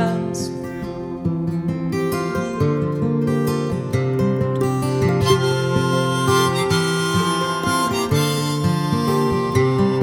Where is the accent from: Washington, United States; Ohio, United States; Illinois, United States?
Illinois, United States; Chicago; moved away as an adult; I grew up in Chicago